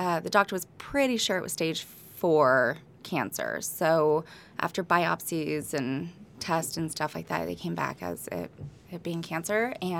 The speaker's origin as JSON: {"language": "English", "town": "Newport Beach", "region": "California", "country": "United States", "tie": "born or raised there", "also_born_or_lived": "Santa Barbara", "lives_now": "Goleta, United States", "said": "I was born and raised in Corona del Mar."}